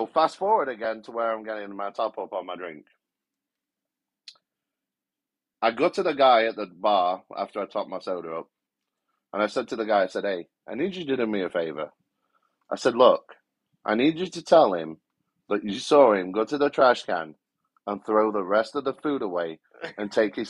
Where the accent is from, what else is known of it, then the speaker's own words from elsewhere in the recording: United Kingdom; moved away as an adult; now in United States; I'm genuinely from Great Britain